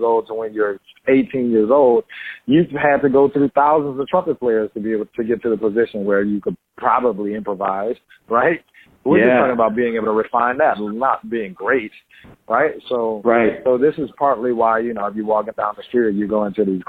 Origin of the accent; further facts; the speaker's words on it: New Orleans, Louisiana, United States; We always say in New Orleans